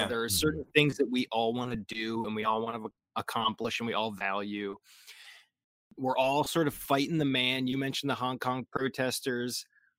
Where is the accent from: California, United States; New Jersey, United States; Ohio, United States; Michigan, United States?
New Jersey, United States; now in Tennessee, United States; I grew up in Jersey, and as an upgrade, I decided to move to a minuscule town in Tennessee.